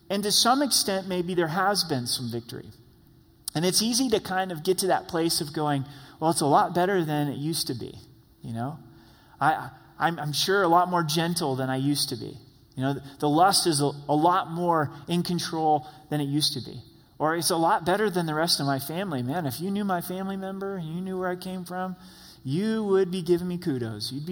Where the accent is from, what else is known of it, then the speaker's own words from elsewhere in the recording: Ireland; People know me to be angry. I'm Irish. Go Irish, right? and we're known for our tempers